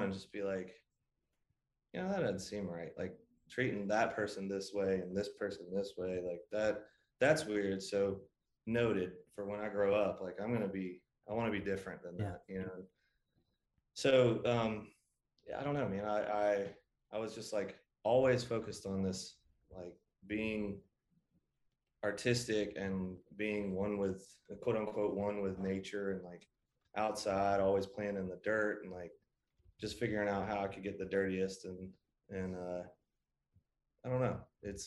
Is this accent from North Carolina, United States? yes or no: yes; Greensboro, North Carolina, United States; I was born and raised in the Carolinas. So Greensboro, North Carolina